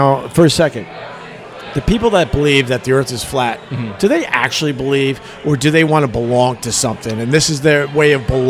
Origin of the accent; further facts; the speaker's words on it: Long Island, New York, United States; moved away as an adult; also born or lived in Rochester / Buffalo / Geneseo; born and raised on Long Island